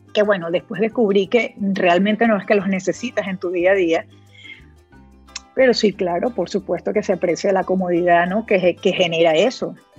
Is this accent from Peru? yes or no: no; Puerto Ordaz, Bolívar, Venezuela; moved away as an adult; also born or lived in Miami, United States; now in Spain; yo soy de Puerto Ordaz en, Venezuela, o sea, que es una ciudad que todavía es relativamente pequeña, que, que pues, nos conocemos muchas personas, mis hijos llegaron a estudiar con con muchachos